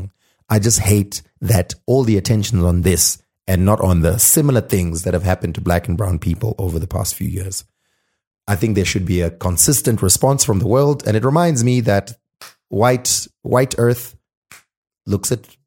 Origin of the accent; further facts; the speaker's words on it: Zimbabwe; I'm from Zim